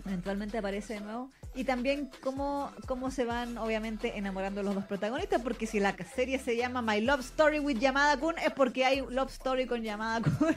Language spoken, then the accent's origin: Spanish; Chile; Chile en particular las mujeres tendíamos a tener la voz más grave que en otros países